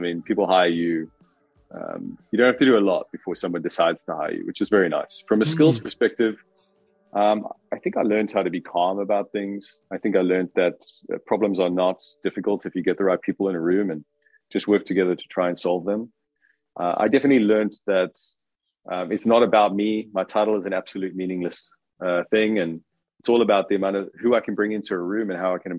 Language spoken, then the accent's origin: English; South Africa; moved away; I'm from South Africa. So I grew up there